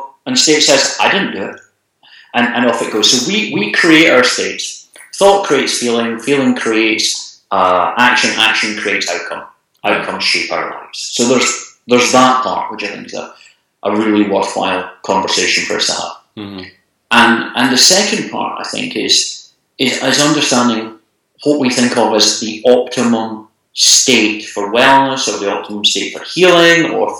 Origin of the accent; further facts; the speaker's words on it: Scotland, United Kingdom; I'm from Scotland